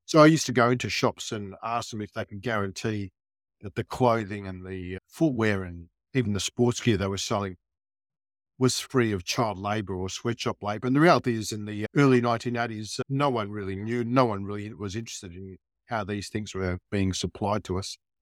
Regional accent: Melbourne, Victoria, Australia; growing up in Melbourne during the, uh, nineteen sixties and seventies

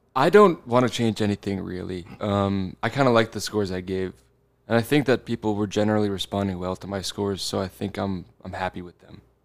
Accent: New Jersey, United States; I'm from New Jersey.

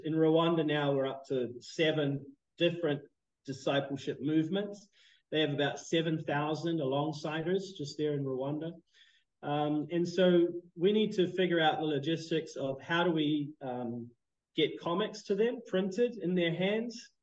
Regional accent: New Zealand; moved away as an adult; also born or lived in Canada; now in Phnom Penh, Cambodia; I was born in Canada, but um, grew up in New Zealand. You can probably hear that that strange accent.

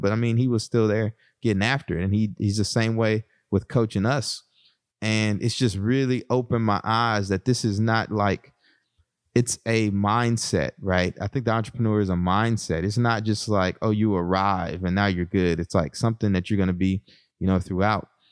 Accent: Texas, United States; moved away; my background growing up in Texas

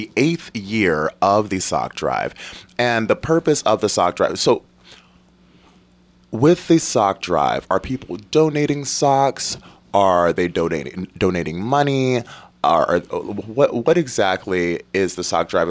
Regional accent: Detroit, Michigan, United States; I grew up in Detroit, Michigan. We were very poor. And it's very cold there.

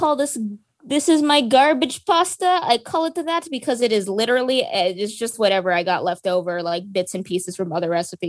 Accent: Philippines; I'm Filipino myself, and so it was super fun getting to research into Filipino culture and mythology

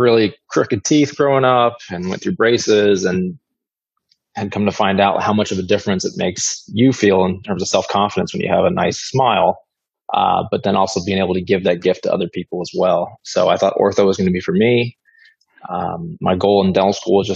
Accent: Iowa City, Iowa, United States; moved away as an adult; now in Brandon, United States; I was born and raised in Iowa City, Iowa.

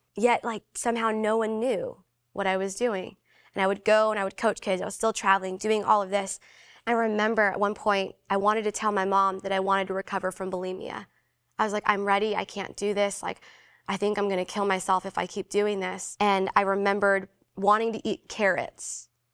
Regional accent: Philippines; I'm Filipino

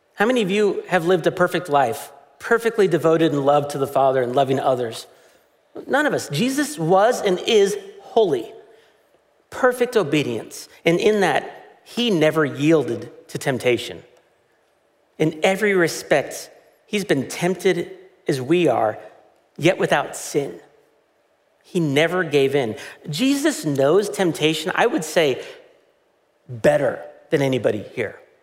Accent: United States; as an American

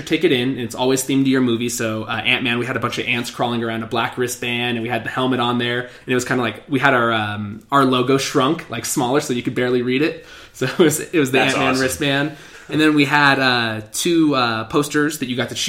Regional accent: Colorado, United States; We're from Colorado, and we're very proud about

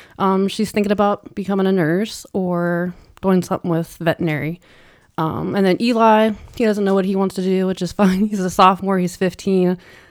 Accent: Minerva, Ohio, United States; also born or lived in Navarre, Ohio; So Northeast Ohio, like a small country farm town. I think it's a town now. It has a couple lights. It's grown a lot, like, since I've lived there, but and we actually lived in Navarre, Ohio.

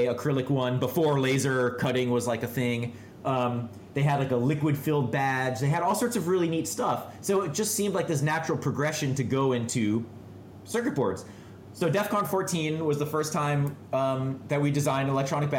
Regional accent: Boston, Massachusetts, United States; I was from Boston.

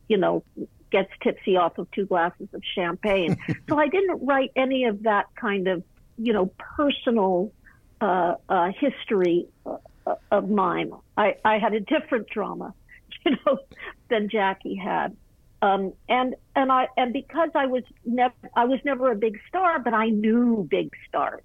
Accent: Malibu, California, United States; I was raised in Malibu colony at a very interesting time.

